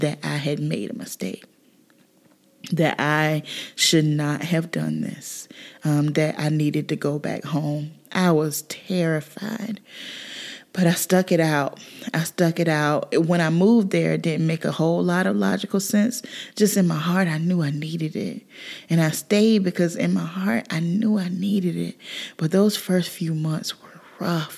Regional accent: South Carolina, United States; moved away as an adult; I grew up in South Carolina

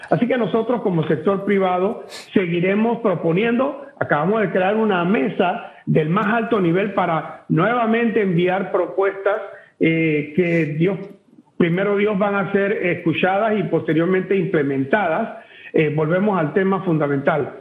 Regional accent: Panama

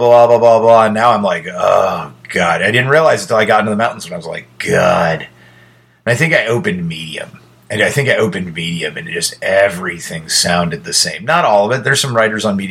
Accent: United States; I'm an American

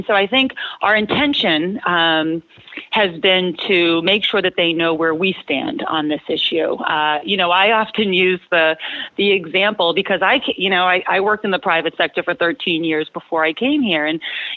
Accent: Lowell, Massachusetts, United States; I grew up in Lowell

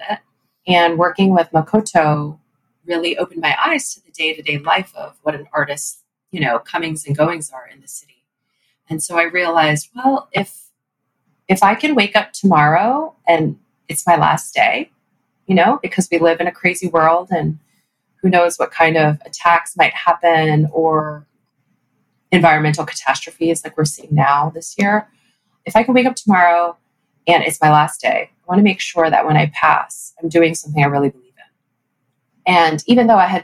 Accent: Texas, United States; in my community growing up in Texas, in my, you know, Chinese American community

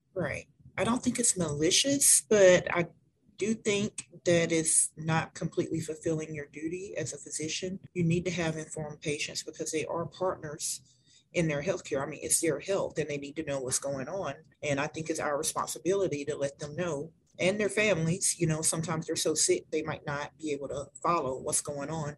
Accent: Mobile, Alabama, United States; moved away; I am originally from Mobile, Alabama. I now work at Bloodworks Northwest

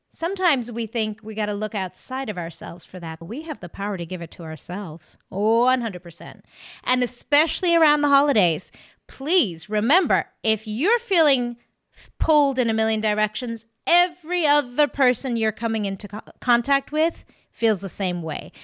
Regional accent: South Africa; now in Maine, United States; I actually grew up in South Africa

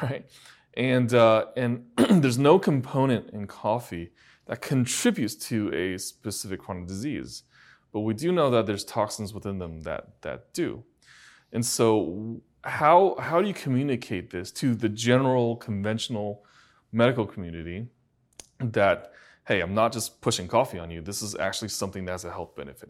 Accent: China; now in United States; I was born in China, and I, and I grew up in China.

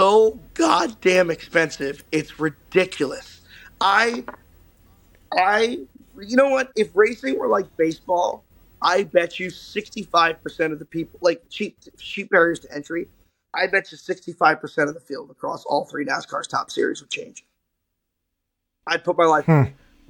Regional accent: New Jersey, United States; my hometown in New Jersey, and now I'm in Charlotte

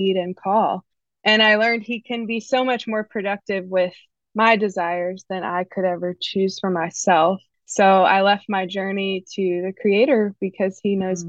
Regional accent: the Bible Belt, United States; now in Raleigh, United States; I grew up in the Bible Belt

